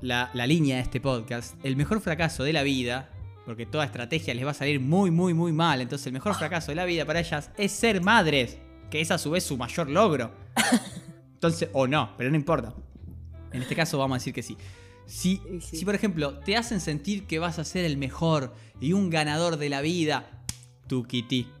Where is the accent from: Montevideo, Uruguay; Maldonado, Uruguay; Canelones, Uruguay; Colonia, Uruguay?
Colonia, Uruguay; soy de Colonia